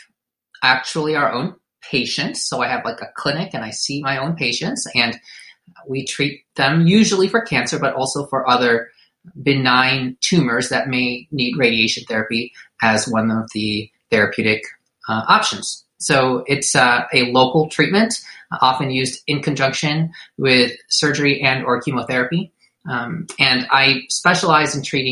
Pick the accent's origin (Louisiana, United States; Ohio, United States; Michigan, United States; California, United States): Michigan, United States; Detroit; also born or lived in Durham, North Carolina; I was born in Detroit, Michigan, raised by Filipino immigrants, went to college away at Duke, went back for medical school at Wayne State